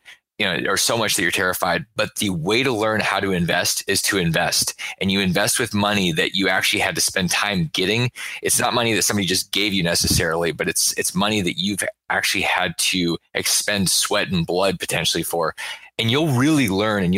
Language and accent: English; Alaska, United States; I grew up in Alaska